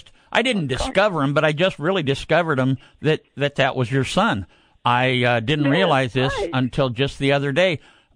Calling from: Needles, California, United States; Well I'm actually, the station here is in Needles, California.

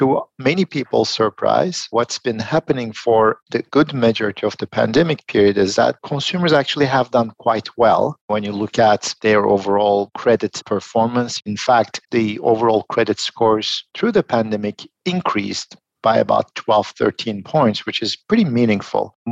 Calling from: Philadelphia, Pennsylvania, United States; I'm joining from Philadelphia.

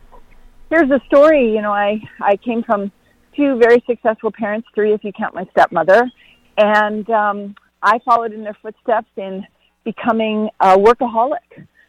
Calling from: North Carolina, United States; I'm calling from Western North Carolina in the mountains.

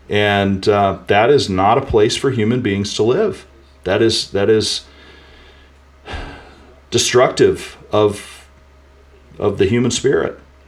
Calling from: St. Louis, Missouri, United States; I think it's an undisclosed location near St. Louis.

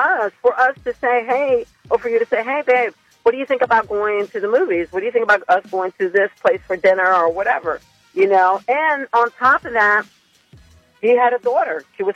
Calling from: Dagsboro, Delaware, United States; I'm calling from Dagsboro.

